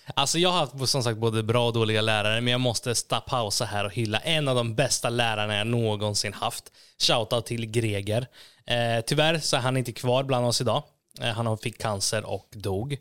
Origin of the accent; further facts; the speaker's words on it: Norrköping, Östergötland, Sweden; moved away as an adult; also born or lived in Gislaved, Småland; jag är född i Småland, Gislaved, men eh, när jag var fem så flyttade vi till Norrköping